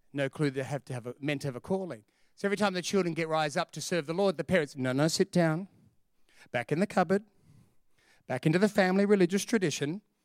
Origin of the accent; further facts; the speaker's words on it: Sydney, New South Wales, Australia; We're from Sydney